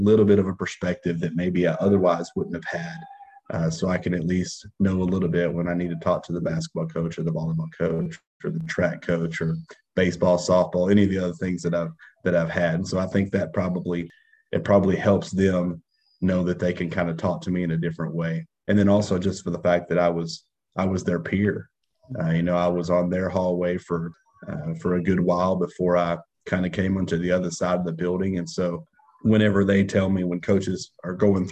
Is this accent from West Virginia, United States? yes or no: no; Arkansas, United States; moved away as an adult; now in Alabama, United States; I'm from Arkansas and of course now working in Alabama.